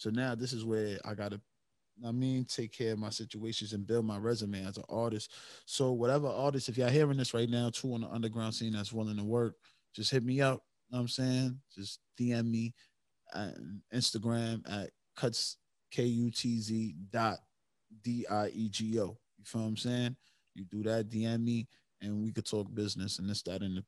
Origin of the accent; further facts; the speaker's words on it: New York City, New York, United States; born and raised in the Bronx